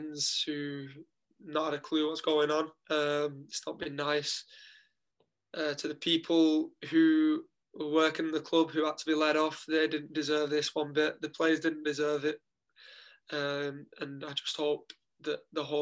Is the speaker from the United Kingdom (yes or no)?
yes; Wigan, North West England, United Kingdom; moved away as an adult; now in Dundalk, Ireland; representing my hometown club